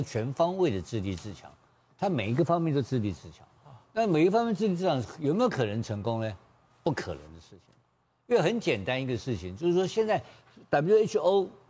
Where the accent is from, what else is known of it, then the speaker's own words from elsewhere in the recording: Taiwan; 你每天要杀我台湾人，我三个台湾人怎么做得下去嘛？